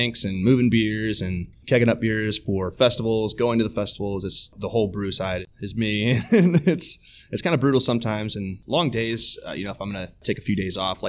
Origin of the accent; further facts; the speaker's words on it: California, United States; now in Manhattan, Kansas, United States; I'm originally from California